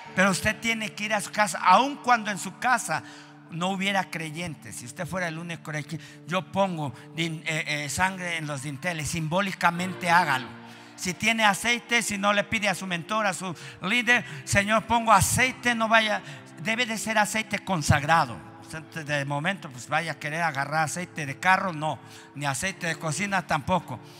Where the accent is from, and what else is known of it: Mexico